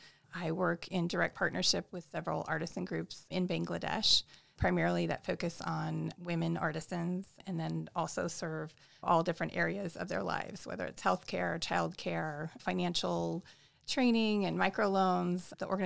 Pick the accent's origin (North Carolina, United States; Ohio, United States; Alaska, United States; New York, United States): Alaska, United States; moved away as an adult; also born or lived in California; I grew up mostly in Alaska and moved to California to go to college.